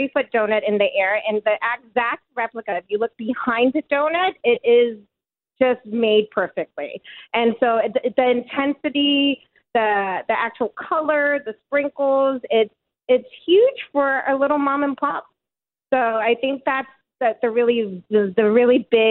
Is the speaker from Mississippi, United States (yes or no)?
no; California, United States; now in Burlington, Canada; I'm from California.